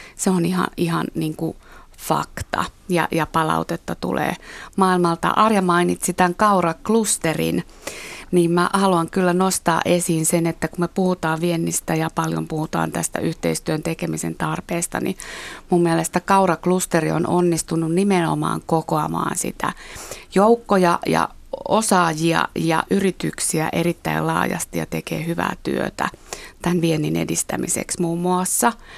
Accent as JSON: {"language": "Finnish", "country": "Finland", "said": "mä oon Suomesta"}